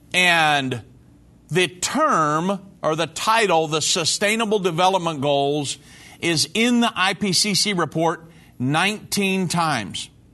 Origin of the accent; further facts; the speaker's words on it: Texas, United States; I'm from Texas